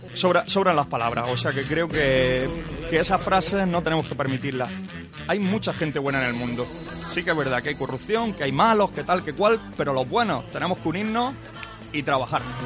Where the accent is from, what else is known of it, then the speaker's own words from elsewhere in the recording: Garrucha, Andalusia, Spain; me siento afortunado de que mi pueblo están a la altura de, las circunstancias